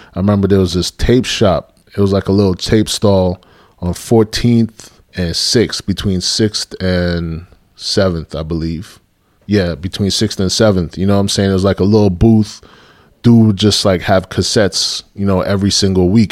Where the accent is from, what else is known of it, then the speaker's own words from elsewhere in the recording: New York City, New York, United States; moved away as an adult; growing up in New York, you know, I had a heavy influence with Caribbean music